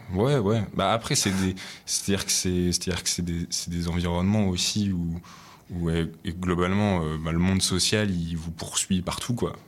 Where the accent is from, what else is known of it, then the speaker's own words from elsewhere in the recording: Lyon, Auvergne-Rhône-Alpes, France; je viens de Lyon à la base, donc c'est ma ville.